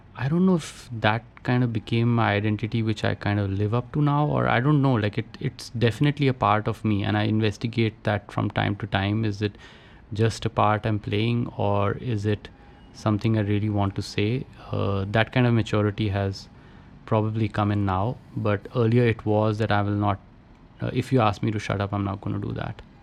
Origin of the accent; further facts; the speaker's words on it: Roorkee, Uttarakhand, India; I grew up in Roorkee, uh, IIT now, which my father was a professor in.